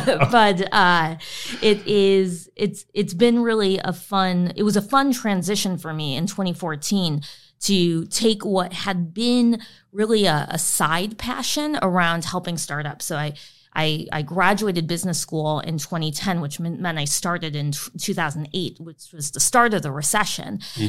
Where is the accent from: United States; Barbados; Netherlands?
United States; Illinois; This was outside of Chicago.